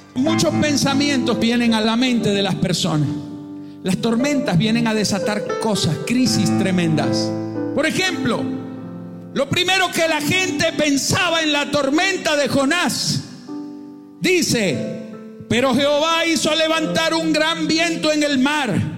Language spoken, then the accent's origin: Spanish; Venezuela; pensaba en Venezuela, pensaba en mi país